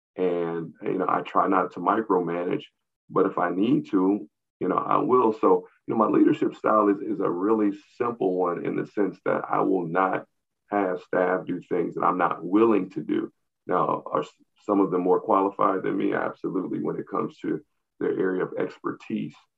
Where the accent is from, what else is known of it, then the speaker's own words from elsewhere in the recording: St. Louis, Missouri, United States; also born or lived in Atlanta, Georgia; growing up in the St. Louis region